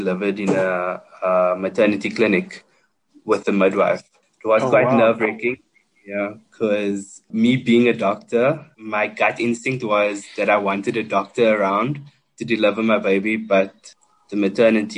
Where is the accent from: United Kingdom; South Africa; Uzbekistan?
South Africa; Port Elizabeth, Eastern Cape; moved away as an adult; also born or lived in Johannesburg; we were a small department in Port Elizabeth in my hometown